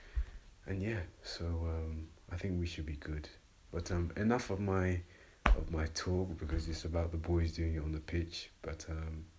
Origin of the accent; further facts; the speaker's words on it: London, United Kingdom; I'm from North London